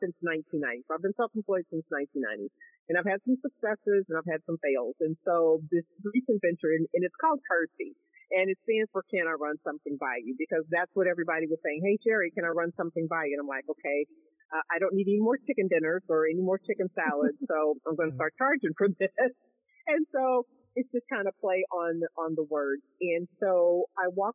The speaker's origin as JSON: {"language": "English", "town": "Kansas City", "country": "United States", "tie": "born or raised there", "moved": "as an adult", "lives_now": "Dallas-Fort Worth, United States", "said": "born and raised in Kansas City"}